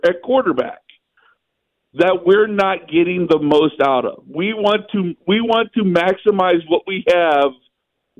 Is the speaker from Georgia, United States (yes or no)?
no; Ohio, United States; I'm a born and bred Ohioan